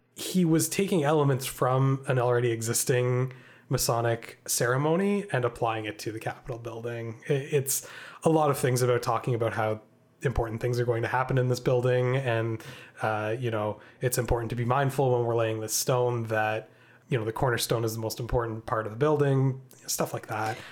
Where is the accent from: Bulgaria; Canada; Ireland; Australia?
Canada; we're Canadian